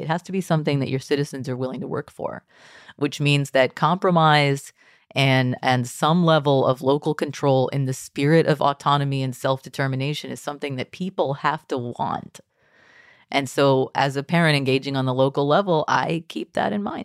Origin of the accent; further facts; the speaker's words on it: Texas, United States; I grew up in Texas public schools